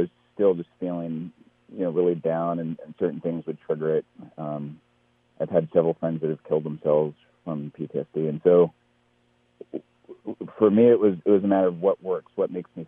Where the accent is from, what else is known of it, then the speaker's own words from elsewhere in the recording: the Bay Area, California, United States; I'm from the Bay Area